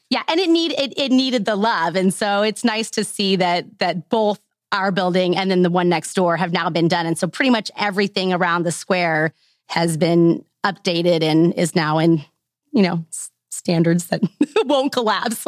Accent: Lake of the Ozarks area, middle of Missouri, United States; moved away as an adult; now in Northwest Arkansas, United States; I'm a transplant. I grew up in the middle of Missouri, so around the Lake of the Ozarks area.

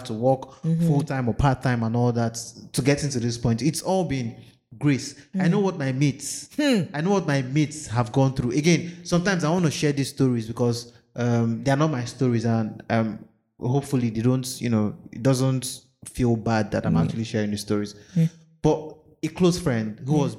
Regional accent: Nigeria; as a Nigerian

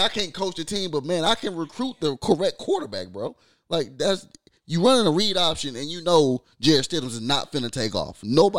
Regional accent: Michigan, United States; I'm a Tom Brady fan because I'm from Michigan.

